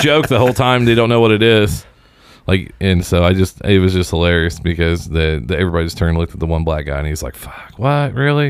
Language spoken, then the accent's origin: English; Seymour, Indiana, United States; I'm from Seymour, but I don't hate minorities.